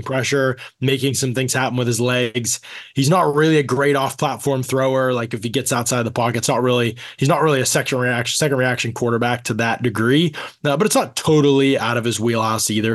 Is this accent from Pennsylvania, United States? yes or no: yes; outside of Pittsburgh, Pennsylvania, United States; I grew up outside of Pittsburgh.